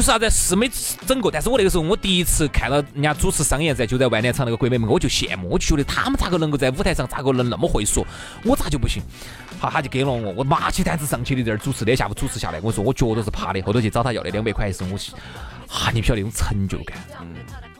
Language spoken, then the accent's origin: Chinese; Chengdu, Sichuan, China; 我跟你说，成都特别是各种这种专科医院，各种各样的医院，好多你看都不是我们成都人开的。